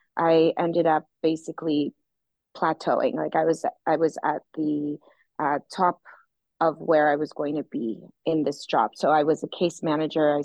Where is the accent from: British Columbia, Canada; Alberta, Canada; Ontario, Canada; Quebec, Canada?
Ontario, Canada; Toronto; now in Florianópolis, Brazil; I'm from Toronto, Canada